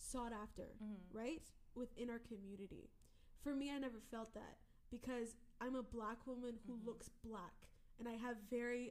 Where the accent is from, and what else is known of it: Cayman Islands